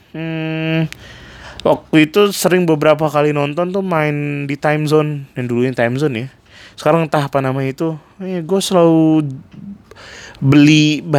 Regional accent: Bandung, West Java, Indonesia; now in Jakarta, Indonesia; waktu pertama kali gue datang dari Bandung buat interview kerja di Jakarta.

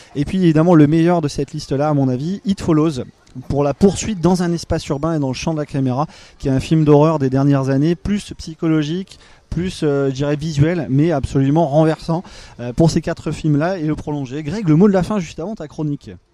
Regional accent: France; en tant que Français

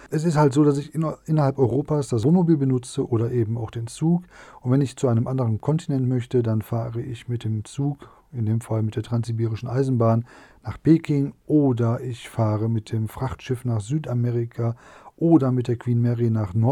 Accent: North Rhine-Westphalia, Germany; vor allen Dingen in meiner Heimatregion Nordrhein-Westfalen, da habe ich also mittlerweile auch schon rund 200 Vorträge gehalten

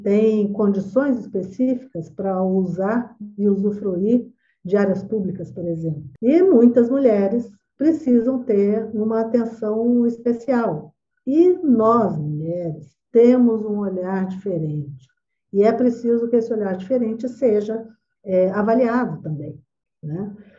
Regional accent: Campo Grande, Mato Grosso do Sul, Brazil; Eu sou campo-grandense

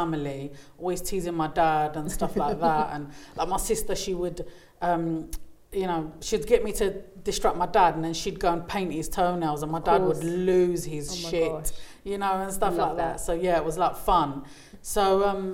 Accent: London, United Kingdom; I'm born and bred East Londoner. I was born in Hackney. Yep. In Hackney. And then moved to Bethnal Green. So I'm an East Ender.

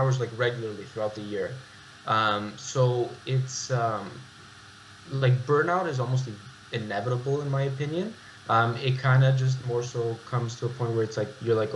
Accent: Toronto, Ontario, Canada; born and raised in Toronto

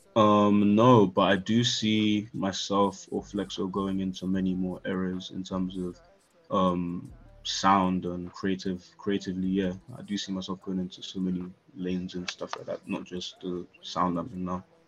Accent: London, United Kingdom; also born or lived in Nigeria (ancestry, Yoruba); I was born in South. Grew up a little bit uh, when I was a kid but definitely Northwest pretty much all life. So I'm claiming Northwest 100%

